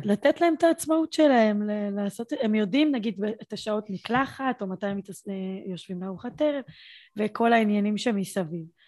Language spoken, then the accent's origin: Hebrew; Beersheba, Southern District, Israel; אני מבאר שבע